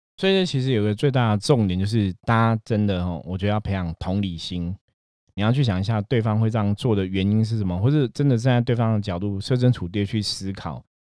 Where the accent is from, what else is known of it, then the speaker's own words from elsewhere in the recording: Taiwan; 我们土生土长在台湾的话，其实是我们当初接触的最多的还是佛道教信仰嘛